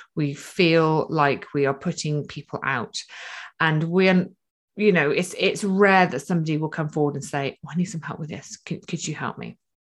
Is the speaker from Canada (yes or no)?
no; United Kingdom; we're typically British